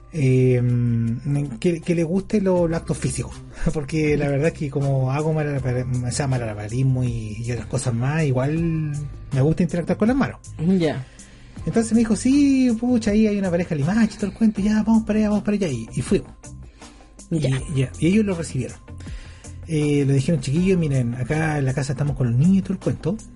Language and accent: Spanish; Rengo, O'Higgins, Chile; La verdad es que nosotros somos de Rengo y viajamos para el norte.